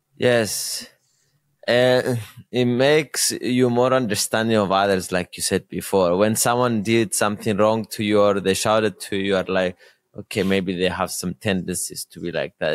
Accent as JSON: {"language": "English", "country": "Cyprus", "tie": "born or raised there", "said": "I'm born in Cyprus, I am from Cyprus."}